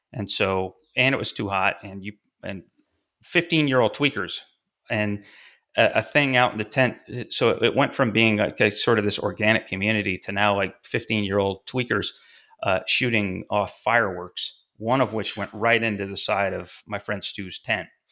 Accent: about an hour south of Fulton, New York, United States; born or raised there

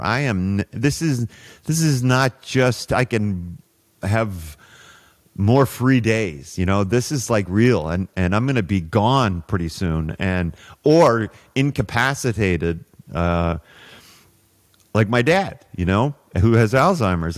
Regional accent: Toronto, Ontario, Canada; moved away as an adult; also born or lived in Saudi Arabia / Houston; I grew up in Toronto

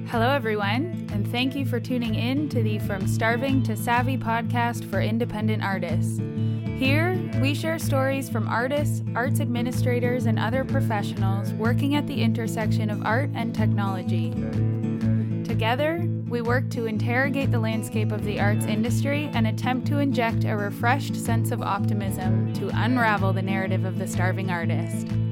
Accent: London, Ontario, Canada; As a person who was born and raised in London, Ontario

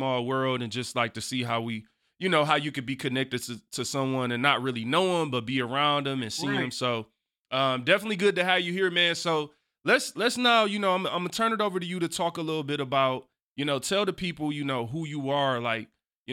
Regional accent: Detroit, Michigan, United States; I grew up on Lamont

